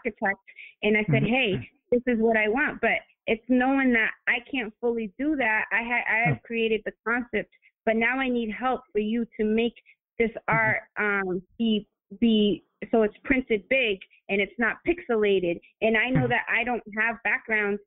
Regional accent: Lynn, Massachusetts, United States; I grew up in Lynn, where it's so multicultural as well.

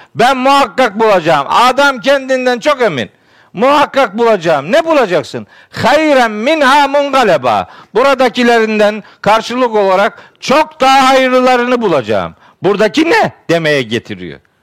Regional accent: Trabzon, Turkey; Elhamdülillah, Trabzonluyum

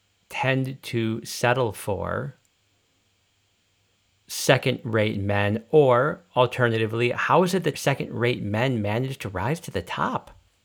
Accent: United States; I'm from the United States.

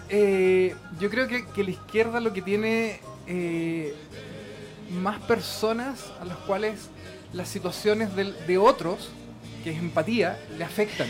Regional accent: Chile; nosotros como chilenos

